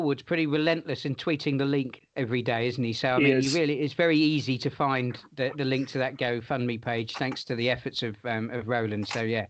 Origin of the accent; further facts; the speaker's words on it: Portsmouth, South East England, United Kingdom; Fratton Park, the home of Portsmouth Football Club, my hometown team.